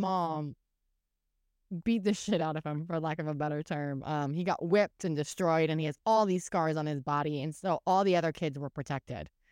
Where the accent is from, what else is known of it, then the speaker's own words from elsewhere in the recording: Oklahoma, United States; when I was a kid, we grew up in Oklahoma